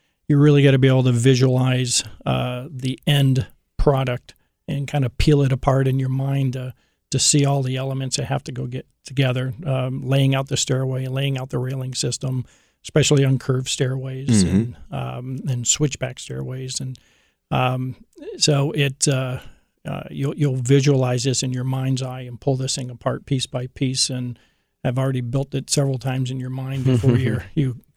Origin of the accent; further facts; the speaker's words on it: Syracuse, New York, United States; moved away as an adult; also born or lived in Boston, Massachusetts / Vermont / Keflavik, Iceland; now in Central Ohio, United States; Syracuse is where, you know, kind of went through middle school and high school.